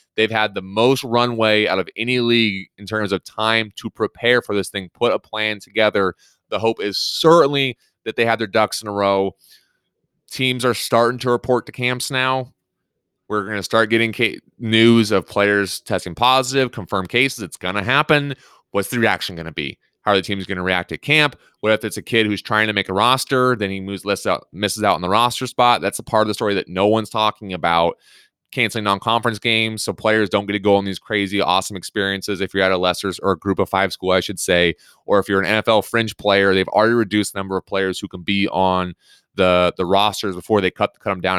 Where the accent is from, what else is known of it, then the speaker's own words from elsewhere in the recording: Pacific Northwest, United States; moved away; growing up in the Pacific Northwest